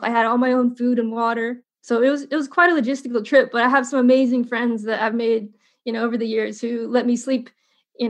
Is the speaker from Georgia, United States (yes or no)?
no; Indiana, United States; moved away; also born or lived in California; I grew up in Indiana